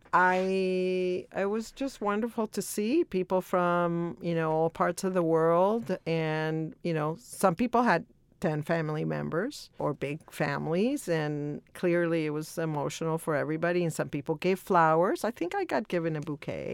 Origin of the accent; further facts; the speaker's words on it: El Salvador; now in Los Angeles, United States; I was born in El Salvador